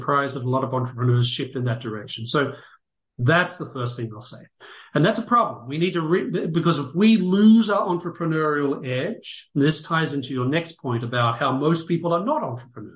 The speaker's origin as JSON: {"language": "English", "country": "United States"}